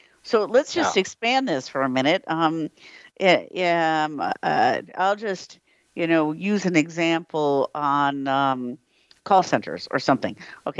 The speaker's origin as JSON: {"language": "English", "country": "United States", "moved": "yes", "lives_now": "Europe", "said": "as American living in Europe"}